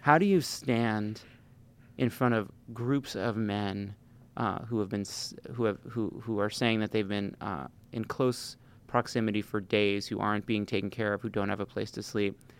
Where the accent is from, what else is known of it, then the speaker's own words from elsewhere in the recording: New York, United States; As a, as a New Yorker